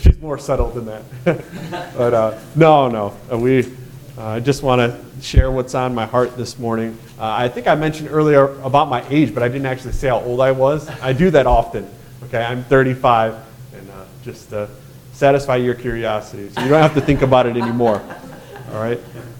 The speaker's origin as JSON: {"language": "English", "region": "Michigan", "country": "United States", "tie": "born or raised there", "said": "and I'm born and raised in Michigan."}